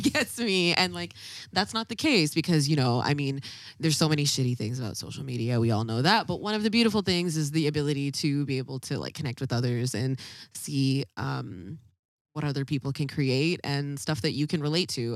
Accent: Ladner, British Columbia, Canada; we grew up in a very, very, very white community, uh, called Ladner.

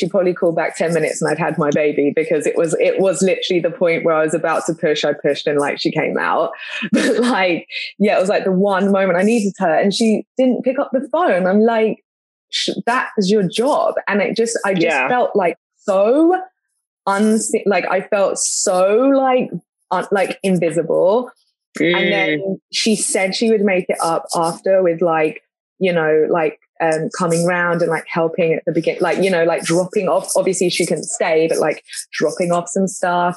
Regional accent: London, United Kingdom; moved away as an adult; now in United States; growing up in a big city and being from London

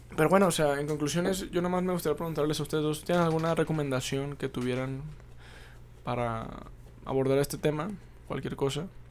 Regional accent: Mexico; nuestros orígenes como pueblo mexicano

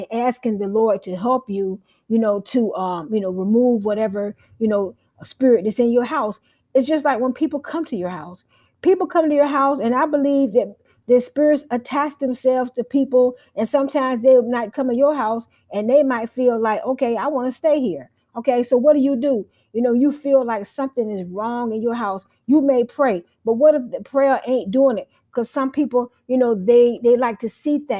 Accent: United States; as being African American

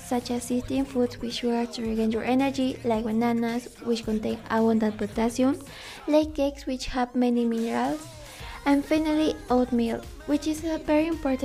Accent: Mexico; That's what we are from Mexico.

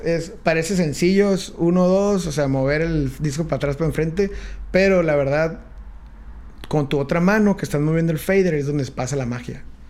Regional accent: San Diego, California, United States; now in Tijuana, Mexico; nací en Estados Unidos, en San Diego. Ajá. También soy aquí de, Yo me considero de Tijuana, pero nací en San Diego. Fui a la escuela allá y todo

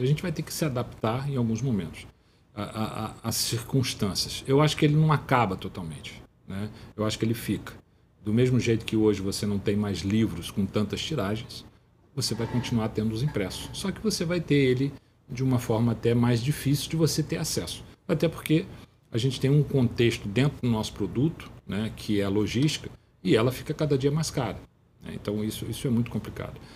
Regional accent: Teresópolis, Rio de Janeiro, Brazil; moved away as an adult; now in Rio de Janeiro, Brazil; Teresópolis é, é, é um lugar que eu fui criado

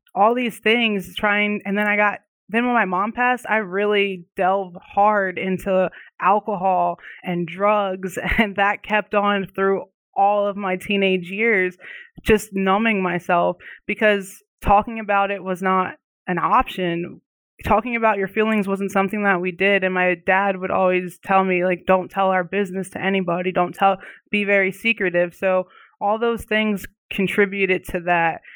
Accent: Oxford, Pennsylvania, United States; now in Arizona, United States; I'm living out in Arizona right now, but I'm originally from a small town, um, in Pennsylvania called Oxford

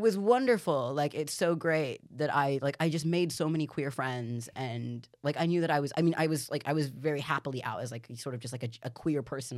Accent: Carmichael, California, United States; I grew up in Carmichael California it's this like tiny quite Republican quite Christian suburb

